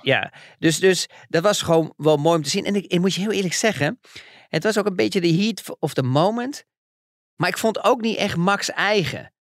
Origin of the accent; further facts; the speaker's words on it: Netherlands; wij als Nederlanders